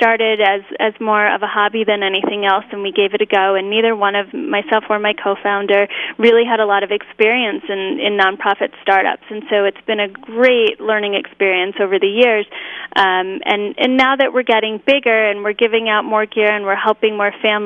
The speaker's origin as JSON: {"language": "English", "area": "Rockland County", "region": "New York", "country": "United States", "tie": "born or raised there", "also_born_or_lived": "Colorado", "moved": "as an adult", "said": "I grew up in Rockland County, which is about 20 miles north of Manhattan"}